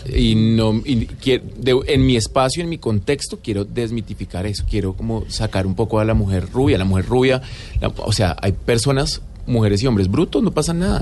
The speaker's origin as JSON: {"language": "Spanish", "country": "Colombia", "said": "como sociedad colombiana que crecimos con una doble moral terrible"}